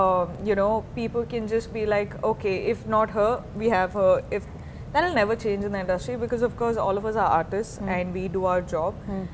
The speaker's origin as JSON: {"language": "English", "region": "South India", "country": "India", "moved": "yes", "said": "I'm from the South"}